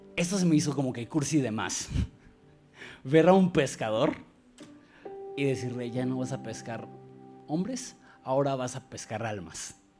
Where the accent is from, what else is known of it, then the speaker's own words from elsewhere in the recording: Mexico; yo como mexicano